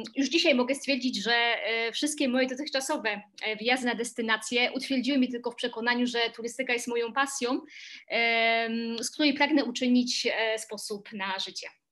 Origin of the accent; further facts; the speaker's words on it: Silesian Voivodeship, Poland; now in Warsaw, Poland; oryginalnie pochodzę ze Śląska, natomiast obecnie mieszkam e, w Warszawie